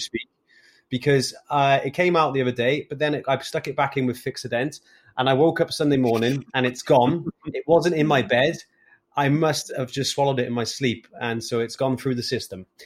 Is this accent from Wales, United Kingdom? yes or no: yes; Wales, United Kingdom; as a Welshman with seven GCSEs